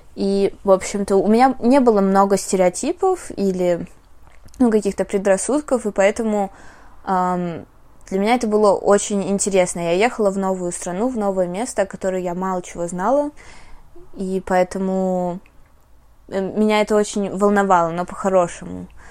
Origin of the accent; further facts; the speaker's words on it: Russia; first language Russian; moved away; also born or lived in Armenia / United States; в нашем российском, мне кажется, мышлении